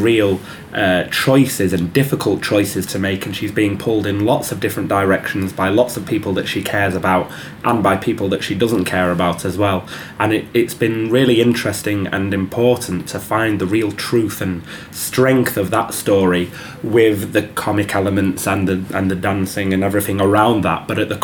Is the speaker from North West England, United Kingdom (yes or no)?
yes; Manchester, North West England, United Kingdom; accent: Mancunian